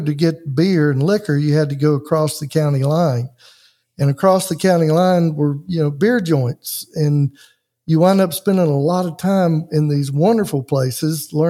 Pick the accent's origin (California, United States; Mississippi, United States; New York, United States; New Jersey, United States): Mississippi, United States; We might go to church at Easter, which was kind of weird because in Mississippi, you know, everybody goes to church